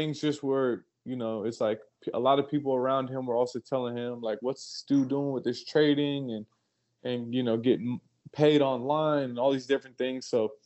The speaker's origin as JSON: {"language": "English", "town": "Alexandria", "region": "Virginia", "country": "United States", "tie": "born or raised there", "also_born_or_lived": "Memphis", "moved": "yes", "said": "I grew up in Alexandria, Virginia, basically where they filmed Remember the Titans. That was my city"}